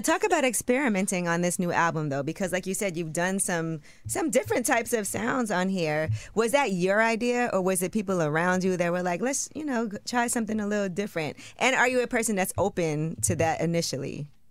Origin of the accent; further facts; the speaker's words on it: New York, United States; I'm from New York.